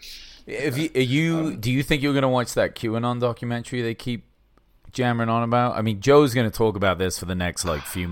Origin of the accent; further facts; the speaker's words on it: England, United Kingdom; now in United States; I'm still English